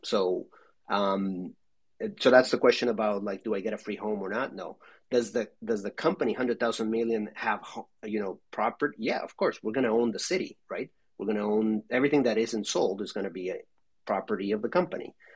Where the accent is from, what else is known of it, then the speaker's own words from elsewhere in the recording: Mexico; I'm from Mexico